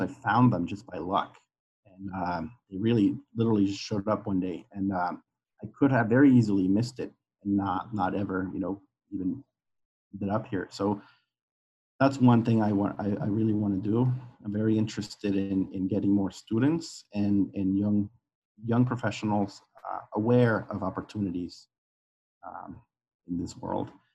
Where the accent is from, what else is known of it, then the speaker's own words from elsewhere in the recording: Guadalajara, Jalisco, Mexico; moved away as an adult; now in United States; I was uh, born and raised in Guadalajara, Mexico.